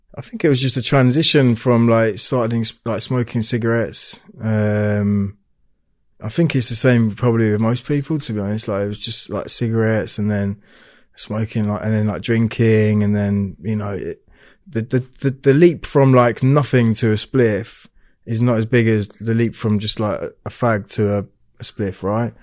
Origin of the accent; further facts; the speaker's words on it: Hertfordshire, East of England, United Kingdom; I was born down in Hertfordshire